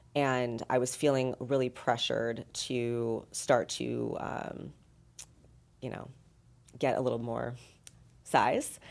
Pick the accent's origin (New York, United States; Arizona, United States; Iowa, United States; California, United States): California, United States; Los Angeles; moved away as an adult; also born or lived in San Diego; now in Las Vegas, United States; I'm originally from Southern California, from LA, and then San Diego